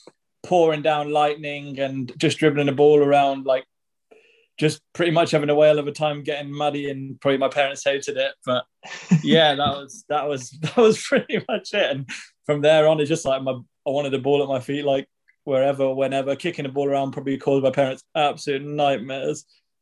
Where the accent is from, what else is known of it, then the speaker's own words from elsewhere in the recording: Guernsey; Yeah. I was born in Guernsey.